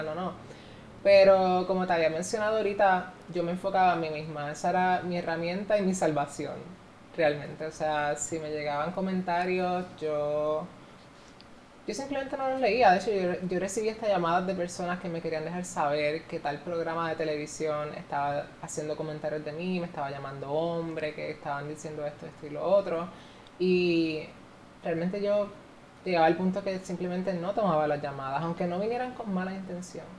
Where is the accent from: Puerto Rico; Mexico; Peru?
Puerto Rico; yo estoy ahora mismo haciendo historia en mi país